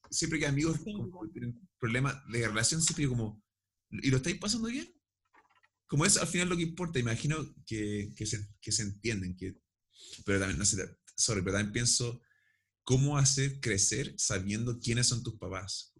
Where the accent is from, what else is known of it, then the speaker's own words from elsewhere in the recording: Chile; Y somos ambos chilenos y sabemos hablar español